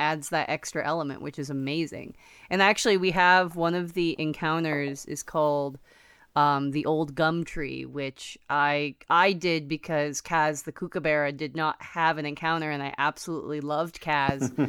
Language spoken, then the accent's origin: English; United States; I'm American